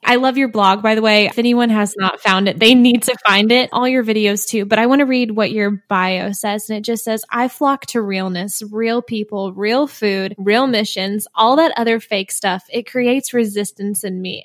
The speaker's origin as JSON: {"language": "English", "area": "outside of Columbia", "region": "Missouri", "country": "United States", "tie": "born or raised there", "said": "I'm from Missouri too. So mm. I grew up outside of Columbia, Missouri"}